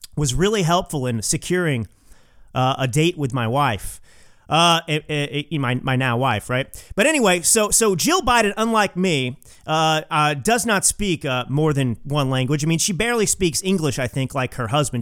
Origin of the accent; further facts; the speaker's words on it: Texas, United States; I'm a Texan